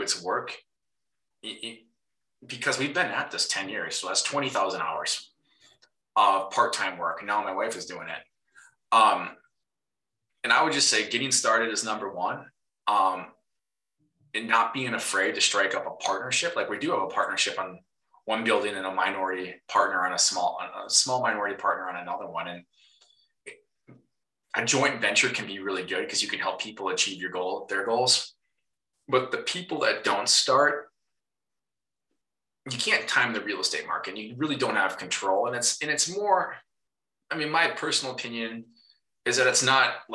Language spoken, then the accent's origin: English; Minnesota, United States; you can probably hear the accent. I am a Minnesotan.